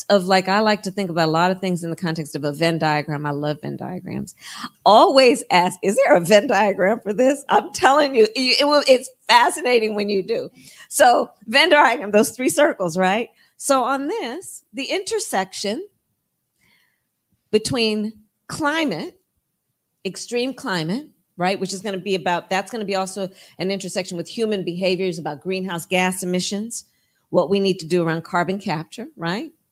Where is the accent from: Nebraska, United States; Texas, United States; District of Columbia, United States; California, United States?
California, United States; Think from my home state of California, wildfires to hurricanes, tornadoes.